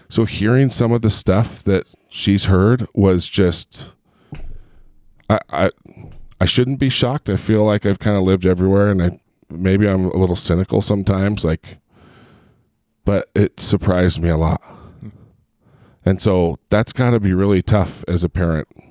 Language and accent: English; Long Beach, California, United States; also born or lived in Chicago, Illinois; now in Utah, United States; I grew up in Southern Cal, I, I grew up in Long Beach and in Huntington Beach.